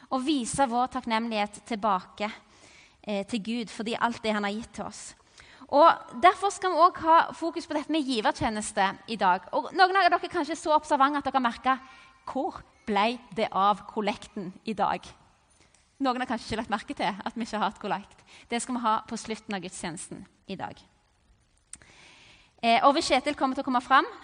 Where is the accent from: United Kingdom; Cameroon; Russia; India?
Cameroon; Og jeg vokste opp i Kamerun i Vest-Afrika.